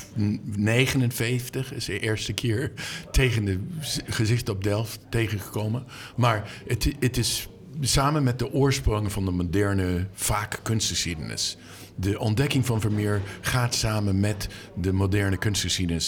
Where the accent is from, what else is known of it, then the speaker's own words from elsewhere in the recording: Boston, Massachusetts, United States; Dutch is a second language; moved away; Ik ben opgegroeid in Boston. Ik ging naar de Isabella Stewart Gardner Museum als kind